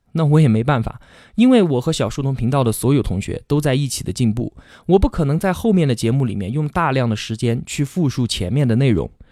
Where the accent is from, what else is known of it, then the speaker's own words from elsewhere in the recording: China; 用我们中国人的话来说